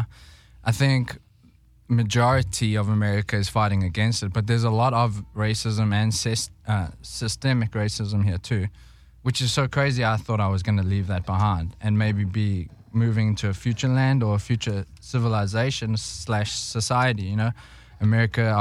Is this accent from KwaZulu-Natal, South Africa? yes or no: no; Johannesburg, Gauteng, South Africa; moved away; I was born in Johannesburg, raised there too